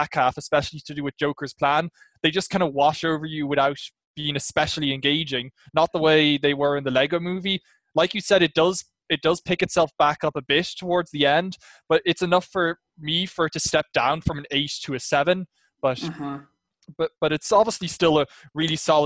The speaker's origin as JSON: {"language": "English", "country": "Ireland", "said": "I'm from Ireland."}